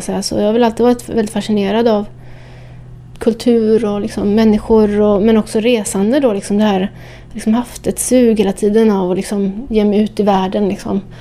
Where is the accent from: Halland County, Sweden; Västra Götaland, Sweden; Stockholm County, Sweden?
Västra Götaland, Sweden; Partille; moved away as an adult; also born or lived in Amsterdam; gick ut då på klubbarna i Göteborg där jag växte upp. Jag kommer från Björnamen i Partille utanför Göteborg